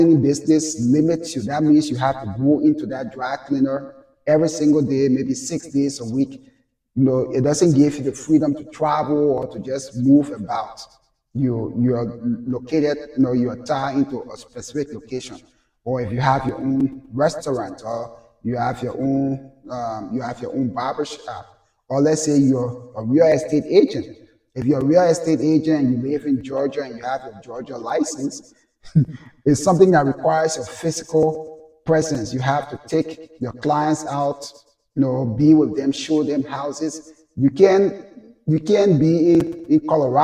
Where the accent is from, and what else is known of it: Liberia; now in United States